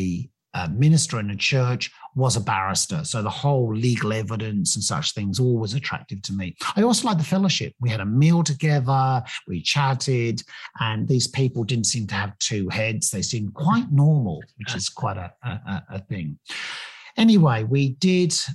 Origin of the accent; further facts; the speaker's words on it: England, United Kingdom; moved away; you probably may have picked up from the accent that I grew up in England